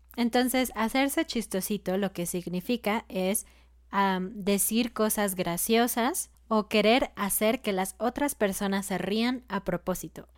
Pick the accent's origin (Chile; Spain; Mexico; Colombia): Mexico; en México decimos guacarear